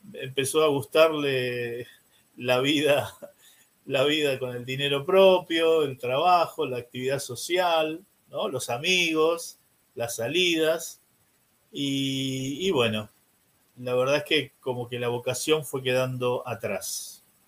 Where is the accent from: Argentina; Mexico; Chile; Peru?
Argentina; San Isidro, Buenos Aires Province; soy nacido y criado en San Isidro, que es una ciudad que está al norte de Buenos Aires